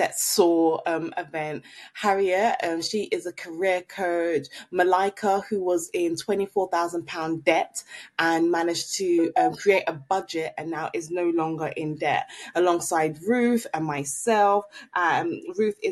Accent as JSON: {"language": "English", "country": "Nigeria", "moved": "yes", "lives_now": "London, United Kingdom", "said": "I'm Nigerian"}